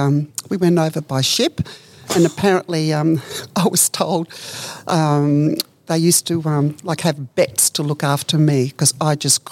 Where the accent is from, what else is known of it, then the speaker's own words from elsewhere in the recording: Netherlands; I was born in Holland.